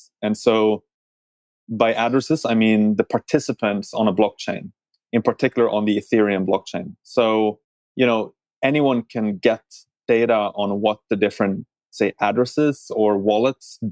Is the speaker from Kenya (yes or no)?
no; Norway; moved away; I'm originally from Norway myself